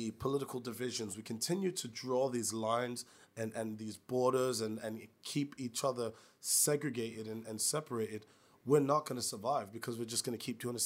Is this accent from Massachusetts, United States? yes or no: no; New York City, New York, United States; moved away; I'm from New York City